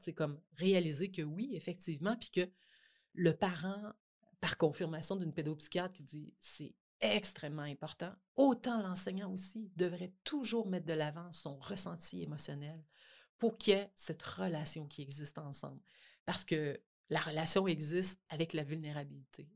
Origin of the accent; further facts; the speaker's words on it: Côte-Nord, Quebec, Canada; moved away; je viens de la Côte-Nord. je suis retournée retravailler dans mon école